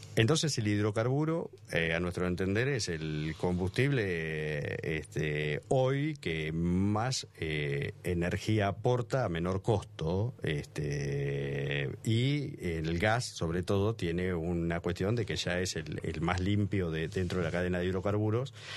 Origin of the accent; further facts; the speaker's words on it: Argentina; Y como argentino, digo, nosotros los argentinos somos demasiado nostálgicos